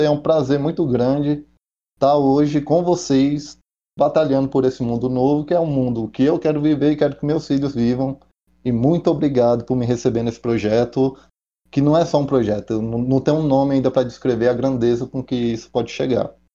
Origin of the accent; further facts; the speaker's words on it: Brasília, Federal District, Brazil; nascido e criado aqui em Brasília mesmo